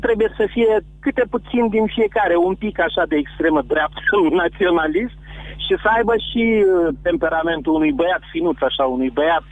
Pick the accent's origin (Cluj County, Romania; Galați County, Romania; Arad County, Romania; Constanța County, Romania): Constanța County, Romania; Constanța; Din Constanța sunt